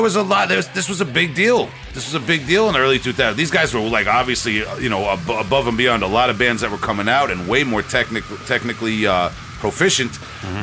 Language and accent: English; Long Island, New York, United States; We're from Long, I- Long Island